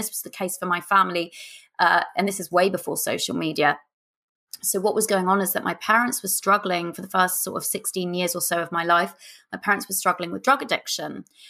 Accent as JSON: {"language": "English", "town": "Kingston upon Thames", "region": "London", "country": "United Kingdom", "tie": "born or raised there", "said": "So growing up, I grew up in Southwest London in a place called Kingston upon Thames."}